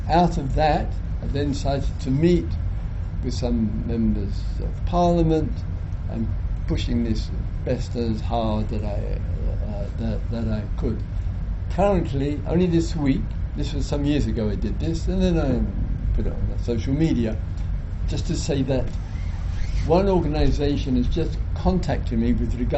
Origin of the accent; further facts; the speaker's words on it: England, United Kingdom; being British, that the country of my origin, British, English